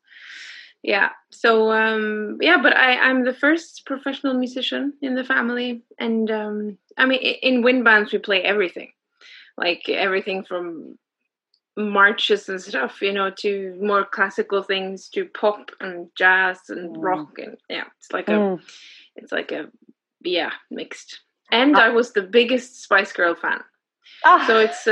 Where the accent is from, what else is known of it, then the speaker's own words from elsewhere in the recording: Oslo, Norway; Oslo, yes. It's my hometown, so it's where I'm born and everything.